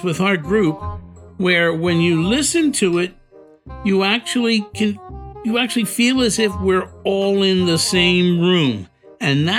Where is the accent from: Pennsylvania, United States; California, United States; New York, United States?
Pennsylvania, United States; Philadelphia; Born and raised in South Philadelphia, right there in that Italian ghetto.